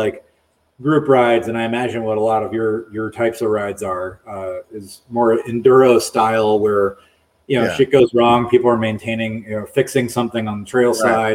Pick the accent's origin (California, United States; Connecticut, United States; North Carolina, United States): North Carolina, United States; Raleigh; moved away; I grew up in Raleigh, North Carolina, in the Piedmont of the state